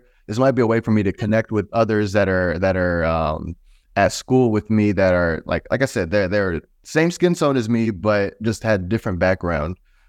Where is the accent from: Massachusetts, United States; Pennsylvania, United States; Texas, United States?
Texas, United States; moved away as an adult; also born or lived in Brooklyn, New York / Columbus, Ohio / Tampa, Florida; I ended up moving to like Columbus, Ohio, whenever I was 2 years old. From there, ended up moving to Texas, where I was really raised, and that's where I really actually embraced my African heritage.